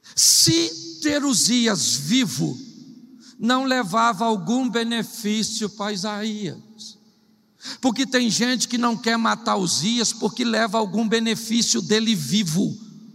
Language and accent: Portuguese; Rio de Janeiro, Brazil; eu sou carioca